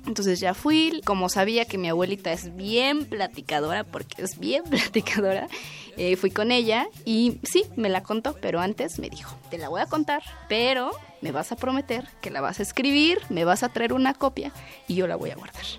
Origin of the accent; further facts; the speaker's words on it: Mexico City, Mexico; Yo soy originaria de Milpa Alta, que es uno de los pueblos del sur de la Ciudad de México